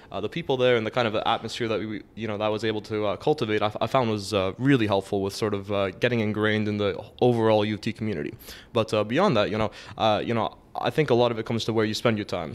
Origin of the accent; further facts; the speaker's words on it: Toronto, Ontario, Canada; I grew up in Scarborough